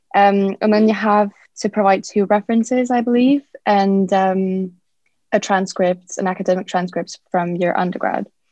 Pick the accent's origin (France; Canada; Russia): France; moved away as an adult; now in United Kingdom; I'm French and Japanese. Um, I grew up in France and I moved to the UK about four years ago.